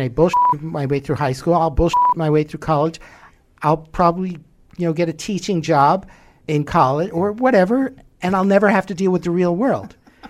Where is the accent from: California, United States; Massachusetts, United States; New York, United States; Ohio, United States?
New York, United States; New York City; I grew up in Manhattan. You know, I was a latchkey kid on the streets from an early age.